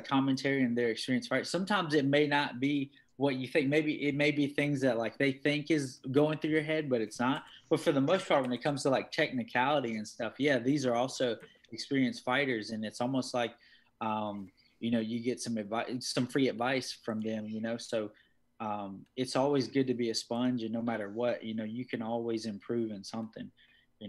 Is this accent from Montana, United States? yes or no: no; Martinsville, Virginia, United States; now in Florida, United States; I'm originally from Martinsville, Virginia